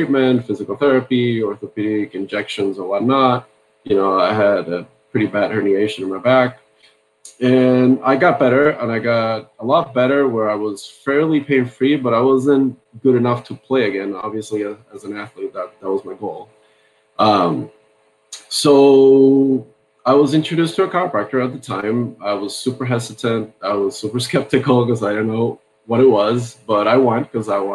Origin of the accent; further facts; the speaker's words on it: Puerto Rico; moved away as an adult; also born or lived in Santa Barbara, California; now in Newport Beach, United States; I grew up in Puerto Rico, and I grew up in a medical family